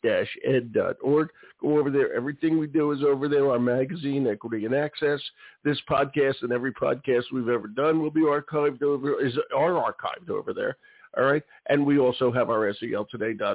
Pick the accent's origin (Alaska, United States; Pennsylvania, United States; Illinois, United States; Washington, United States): Pennsylvania, United States; Philadelphia; I was born at 52nd and Girard